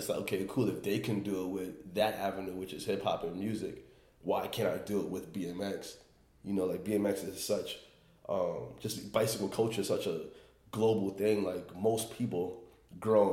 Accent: New York City, New York, United States; Growing up in Queens

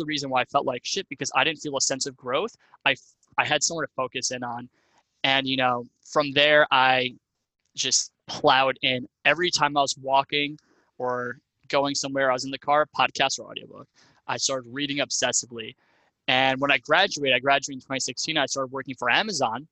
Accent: Long Island, New York, United States; moved away as an adult; also born or lived in Ohio; I'm from Long Island, New York originally. I grew up in, you know, like suburbia

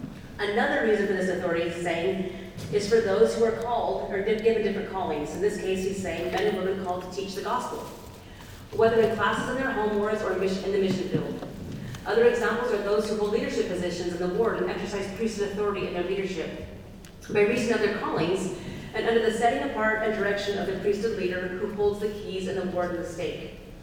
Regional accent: Oregon, United States; And plus, remember, I'm from Oregon, so it's California.

